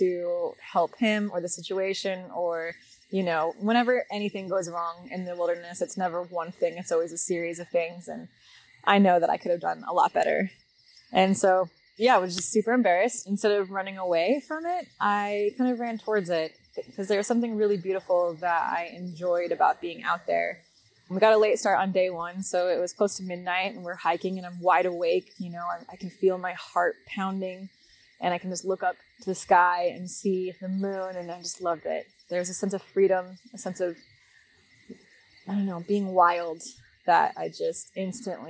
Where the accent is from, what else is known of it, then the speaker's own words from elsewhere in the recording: Las Vegas, Nevada, United States; I grew up in Las Vegas, Nevada